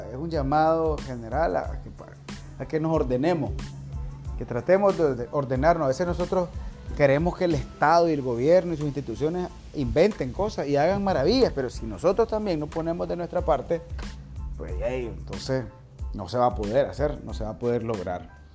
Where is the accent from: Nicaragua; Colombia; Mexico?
Nicaragua; todos nosotros como nicaragüenses, los nicaragüenses que estamos habilitados para votar